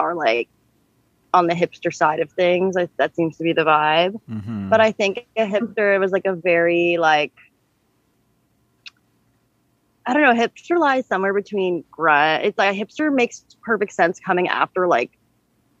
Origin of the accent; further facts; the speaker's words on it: Manhattan Beach, California, United States; now in New York, United States; I'm from Manhattan Beach, California.